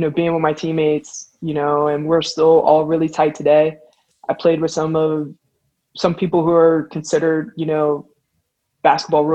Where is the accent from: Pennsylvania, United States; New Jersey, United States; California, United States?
Pennsylvania, United States; Pittsburgh; also born or lived in Wheeling, West Virginia; I'm from Pittsburgh, as I just mentioned. I ended up leaving Pittsburgh to go to a boarding school in Wheeling, West Virginia